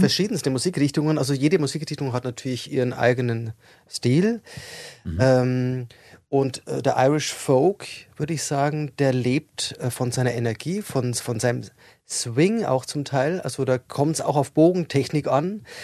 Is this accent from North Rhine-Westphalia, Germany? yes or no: no; Regensburg, Bavaria, Germany; moved away; ich komme ja aus Regensburg ursprünglich